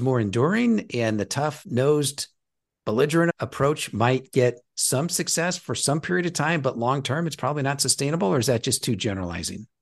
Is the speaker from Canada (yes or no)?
no; Nebraska, United States; I'm from Nebraska